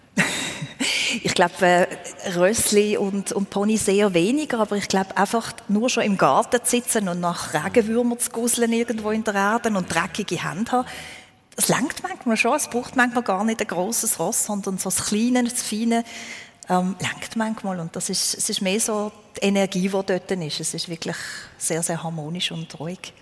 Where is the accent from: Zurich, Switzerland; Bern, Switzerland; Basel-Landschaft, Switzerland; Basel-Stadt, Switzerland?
Basel-Landschaft, Switzerland; Therwil; moved away as an adult; also born or lived in Alsace, France; now in France; ich bin in Terwil aufgewachsen, das ist ein Steinwurf entfernt von ja. dort, wo ich wohne.